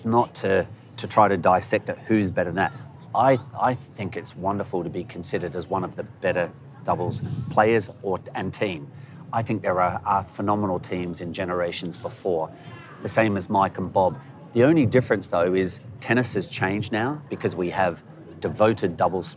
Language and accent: English; Adelaide, South Australia, Australia; moved away as an adult; We grew up in Australia